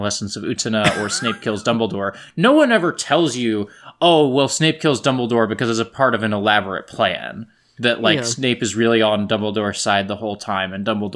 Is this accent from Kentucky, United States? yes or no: no; Lawrence, Kansas, United States; my hometown of Lawrence, Kansas